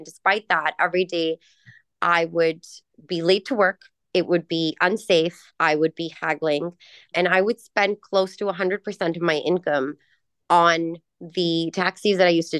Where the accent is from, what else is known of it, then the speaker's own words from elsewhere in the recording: Karachi, Sindh, Pakistan; also born or lived in Los Angeles, United States; I'm born in Pakistan. I'm raised between Pakistan and Southern California, more specifically in the suburbs of LA and Karachi, two places that I grew up seeing